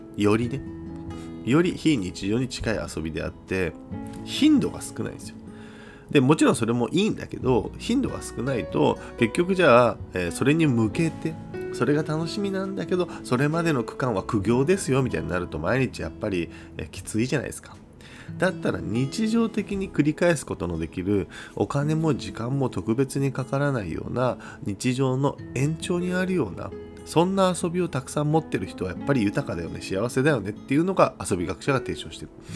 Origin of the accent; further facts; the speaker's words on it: Kyushu, Japan; 僕ら九州人は